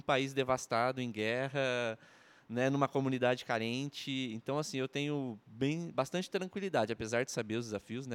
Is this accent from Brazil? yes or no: yes; Rio Claro, São Paulo, Brazil; now in Maringá, Brazil; nascido no interior de São Paulo, Rio Claro